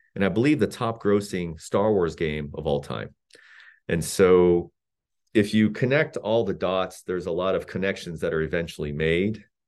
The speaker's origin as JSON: {"language": "English", "country": "South Korea", "tie": "born or raised there", "moved": "yes", "said": "I grew up in South Korea of incredibly modest means"}